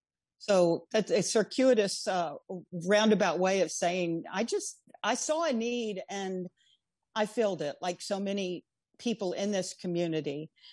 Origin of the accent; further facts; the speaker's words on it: Houston, Texas, United States; now in Galveston, United States; I was born and raised in Houston